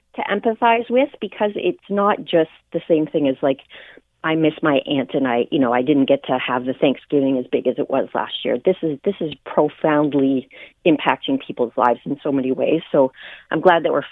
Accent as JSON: {"language": "English", "town": "Niagara Falls", "region": "Ontario", "country": "Canada", "tie": "born or raised there", "said": "growing up in Niagara Falls"}